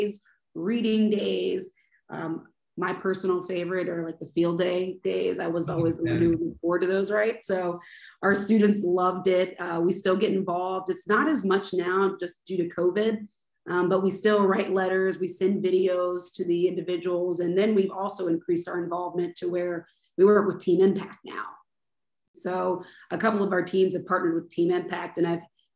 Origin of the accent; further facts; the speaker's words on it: Baltimore, Maryland, United States; moved away as an adult; now in Jacksonville, United States; my home in Baltimore